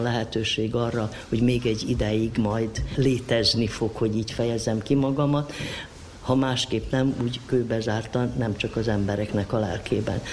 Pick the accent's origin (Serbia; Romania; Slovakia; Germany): Serbia; Sombor, Vojvodina; moved away as an adult; also born or lived in Novi Sad; now in Subotica, Serbia; itt születtem zomborban, és itt nevelkedtem